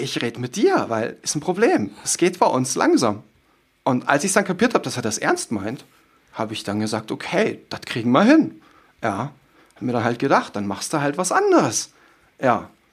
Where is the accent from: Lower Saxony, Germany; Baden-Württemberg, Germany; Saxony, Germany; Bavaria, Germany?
Bavaria, Germany; Munich; Ich komme ja aus München